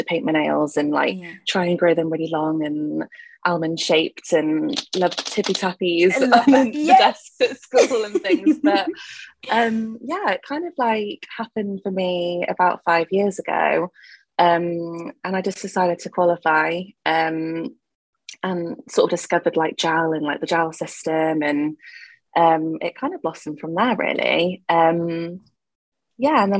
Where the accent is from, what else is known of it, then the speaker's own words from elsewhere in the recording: Gloucestershire, South West England, United Kingdom; I am from Gloucestershire.